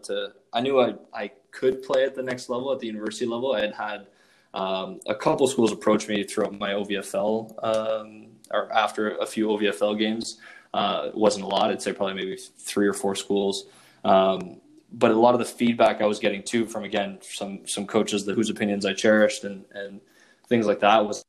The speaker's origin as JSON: {"language": "English", "town": "Ottawa", "region": "Ontario", "country": "Canada", "tie": "born or raised there", "said": "I'm originally from Ottawa, grew up in the East End in Orleans"}